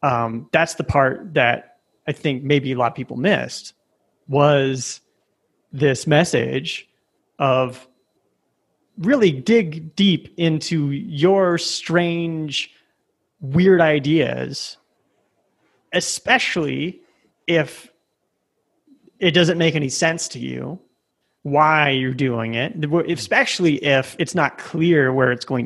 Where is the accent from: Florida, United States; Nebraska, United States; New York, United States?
Nebraska, United States; moved away as an adult; also born or lived in San Francisco Bay Area / Chicago; now in Medellin, Colombia; I grew up in Nebraska.